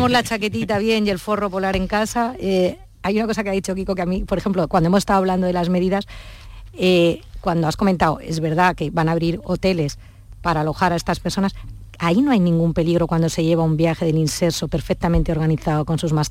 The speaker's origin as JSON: {"language": "Spanish", "town": "Santander", "region": "Cantabria", "country": "Spain", "moved": "yes", "said": "Y me quedo en tierra sin ir a mi tierra"}